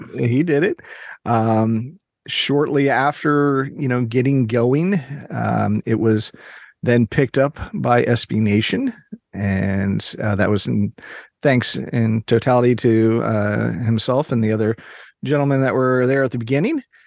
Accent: Maryland, United States; I grew up in Maryland

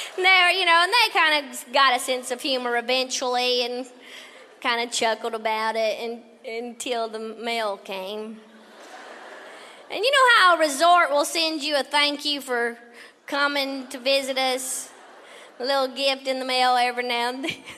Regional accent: Tennessee, United States; I'm from Tennessee

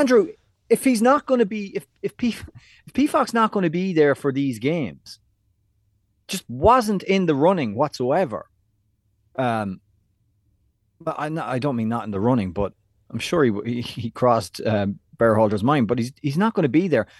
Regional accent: Ireland; moved away as an adult; now in New York City, United States; back in Ireland, when I was going to school or college or into town

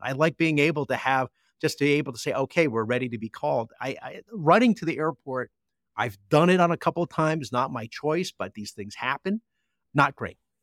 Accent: New Jersey, United States; moved away; my hometown in Jersey

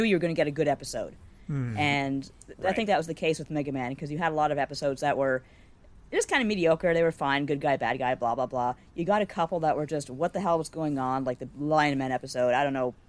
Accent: Canada; accent: Canadian; People are always making fun of the way I pronounce things like as a Canadian way.

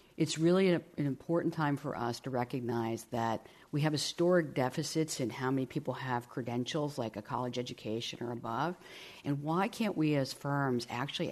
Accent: Midwest, United States; I grew up in the Midwest.

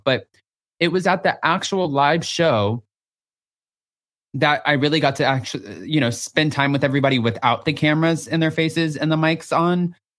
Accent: Texas, United States; I'm from Texas.

